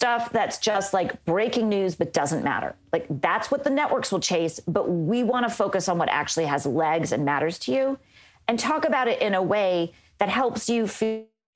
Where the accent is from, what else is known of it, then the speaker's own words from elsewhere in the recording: Los Angeles, California, United States; moved away as an adult; also born or lived in Orlando, Florida / Tampa, Florida; I'm from Los Angeles